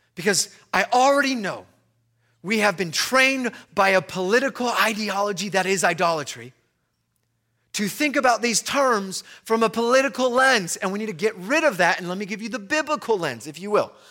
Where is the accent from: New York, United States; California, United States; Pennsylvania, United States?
California, United States; Long Beach; I'm from Long Beach.